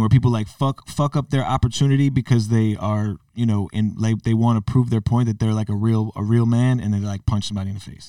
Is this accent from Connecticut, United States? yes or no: yes; Connecticut, United States; growing up in Connecticut